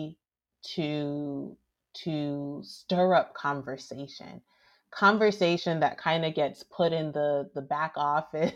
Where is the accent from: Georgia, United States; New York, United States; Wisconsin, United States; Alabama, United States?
Alabama, United States; I grew up in Alabama